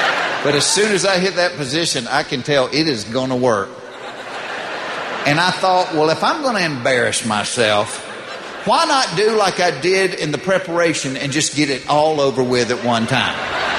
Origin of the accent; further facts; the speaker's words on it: the South, United States; But I was raised in the South, and my mother taught me never to do that in front of a woman